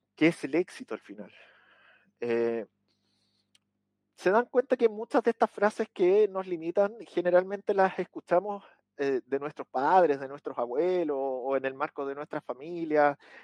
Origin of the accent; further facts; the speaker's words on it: Chile; aquí en mi país, en Chile